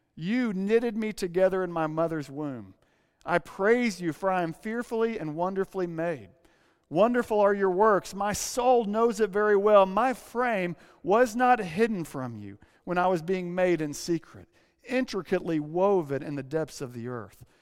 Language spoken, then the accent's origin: English; Arkansas, United States; now in San Francisco, United States; When I say Arkansas